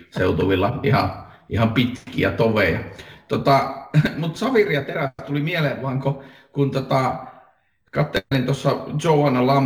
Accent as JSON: {"language": "Finnish", "region": "Lapland", "country": "Finland", "lives_now": "Helsinki, Finland", "said": "Olen Lapista Helsinkiin kotiutunut hämähäkkimies fani ehkä."}